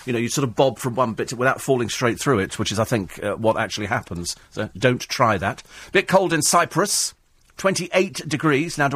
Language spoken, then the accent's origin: English; Hong Kong; I grew up in Hong Kong where it's quite normal to see twenty of them all tied together on somebody on a little motorbike.